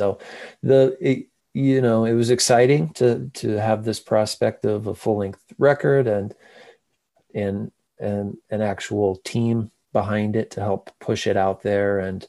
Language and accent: English; rural Missouri, United States; moved away as an adult; now in Nashville, United States; Yeah, rural Missouri, sort of just the middle of really of nowhere, middle of the country. And my grandfather's a farmer, and we lived, you know, the closest town, like where I went to school, was population